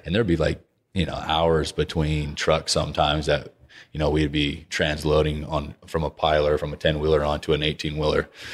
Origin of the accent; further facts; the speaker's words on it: Texas, United States; being a Texan